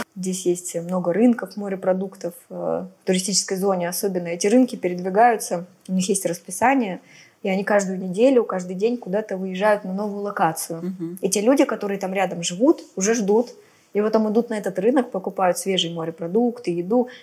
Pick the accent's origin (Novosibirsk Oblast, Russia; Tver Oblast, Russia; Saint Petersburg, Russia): Novosibirsk Oblast, Russia; Novosibirsk; moved away as an adult; now in Phuket, Thailand; я из Новосибирска